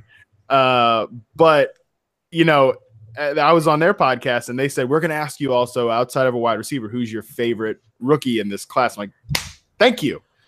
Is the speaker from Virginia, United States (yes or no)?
yes; Virginia, United States; now in West Coast, United States; my home state